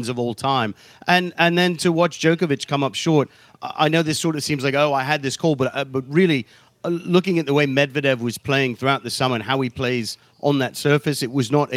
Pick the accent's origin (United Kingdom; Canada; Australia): United Kingdom; my home country